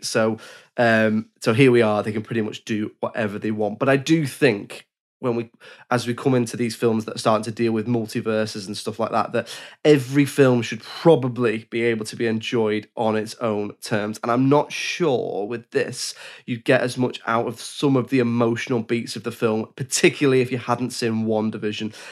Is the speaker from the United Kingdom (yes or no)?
yes; England, United Kingdom; I'm English